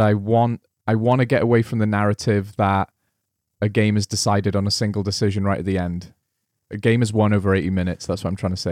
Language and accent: English; Wales, United Kingdom; I'm Welsh